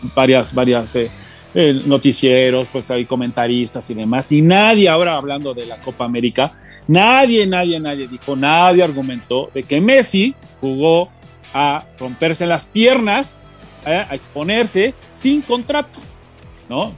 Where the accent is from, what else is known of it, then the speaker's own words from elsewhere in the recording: Mexico; somos mexicanos